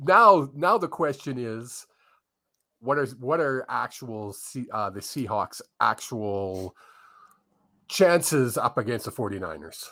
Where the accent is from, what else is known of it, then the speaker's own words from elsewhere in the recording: Vancouver, British Columbia, Canada; I grew up in Vancouver